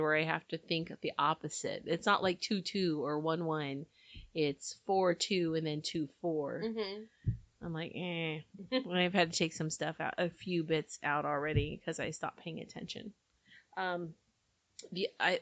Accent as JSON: {"language": "English", "town": "Fresno", "region": "California", "country": "United States", "tie": "born or raised there", "moved": "yes", "lives_now": "Fillmore, United States", "said": "Having grown up in Fresno, where we say, it's okay"}